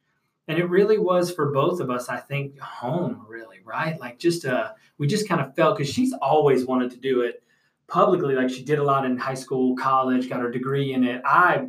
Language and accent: English; Rochester area, Western New York near Buffalo, United States; moved away as an adult; also born or lived in Elizabeth, New Jersey / Bronx, New York; now in Atlanta, United States; And then was raised in the Bronx for a little bit and then moved to Western New York near Buffalo, Rochester area.